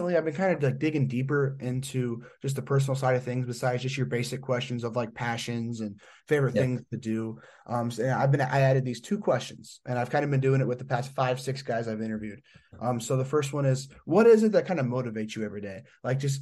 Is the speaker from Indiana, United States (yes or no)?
yes; Indiana, United States; I'm from Indiana